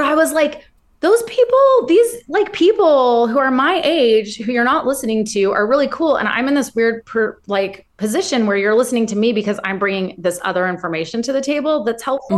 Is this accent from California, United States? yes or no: yes; Ventura, California, United States; where I grew up in Ventura